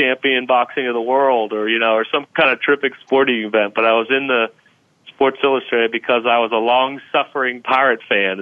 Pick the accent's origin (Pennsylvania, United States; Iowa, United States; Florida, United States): Pennsylvania, United States; Munhall; I grew up in one of them called Munhall